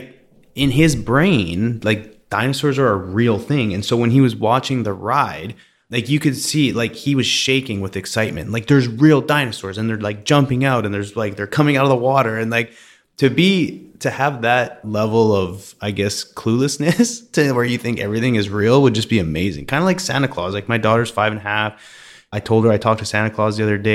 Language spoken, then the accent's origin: English; Canada; growing up in Canada